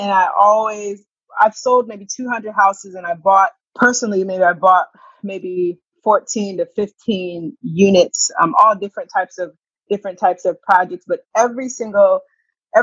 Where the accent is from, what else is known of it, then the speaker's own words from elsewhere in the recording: Springfield, Massachusetts, United States; moved away as an adult; also born or lived in Washington, District of Columbia, United States; I grew up in Springfield, Massachusetts